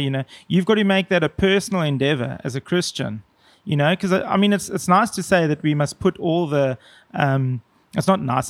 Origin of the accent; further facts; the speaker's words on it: South Africa; I felt kind of proud as a South African